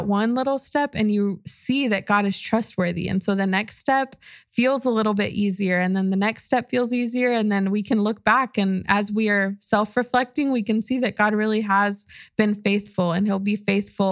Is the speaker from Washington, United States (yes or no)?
no; Austin, Texas, United States; my family's from Mexico City, but I'm from Austin